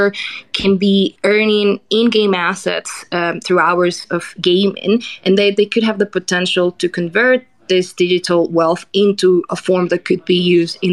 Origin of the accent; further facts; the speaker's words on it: Colombia; I'm from Colombia